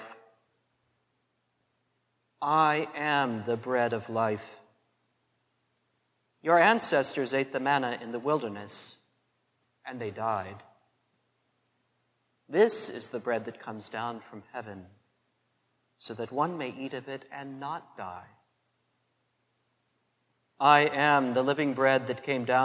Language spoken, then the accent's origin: English; McPherson, Kansas, United States; growing up in St. Anne's McPherson, Kansas